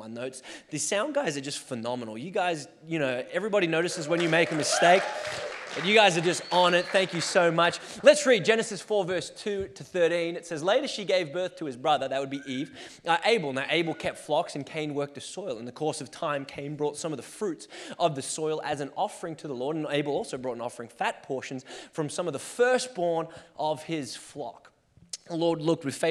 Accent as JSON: {"language": "English", "country": "Australia", "tie": "born or raised there", "moved": "yes", "lives_now": "Portland, United States", "said": "I was born and raised in Australia and then made my way to Portland"}